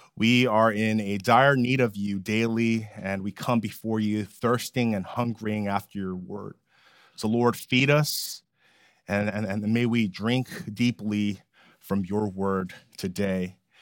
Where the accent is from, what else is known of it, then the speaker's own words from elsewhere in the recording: California, United States; moved away as an adult; now in Philadelphia, United States; As a Californian who loves the beach